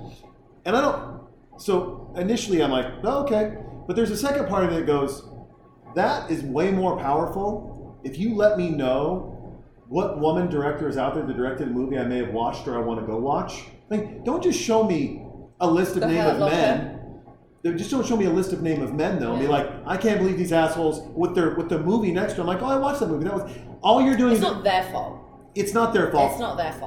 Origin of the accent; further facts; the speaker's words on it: Montana, United States; now in Austin, United States; I'm from Montana